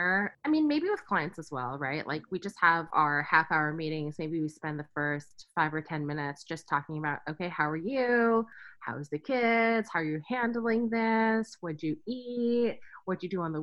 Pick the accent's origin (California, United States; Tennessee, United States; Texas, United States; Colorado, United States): California, United States; Silicon Valley; growing up in the Silicon Valley